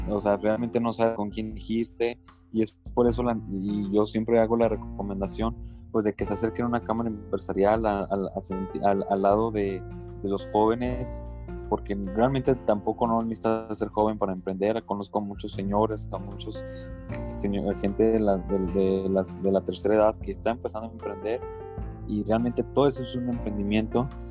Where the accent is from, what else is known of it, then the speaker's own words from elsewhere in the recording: Durango, Mexico; nosotros también como mexicanos, realmente como durangueses